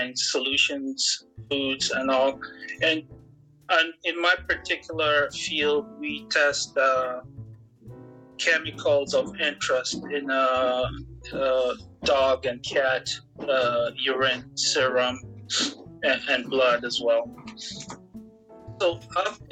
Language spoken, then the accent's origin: English; Kenya; moved away as an adult; also born or lived in Baltimore, Maryland / North Carolina; now in Maine, United States; I'm originally from Kenya. I was born in Kenya, and I lived there from birth till I was 21.